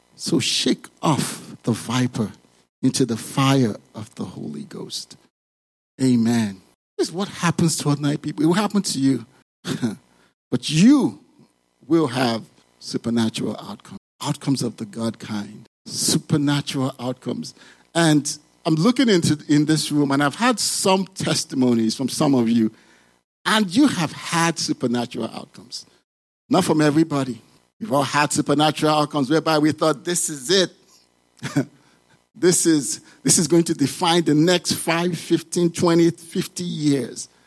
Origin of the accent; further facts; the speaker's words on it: Nigeria; moved away as an adult; now in United States; I grew up in Nigeria.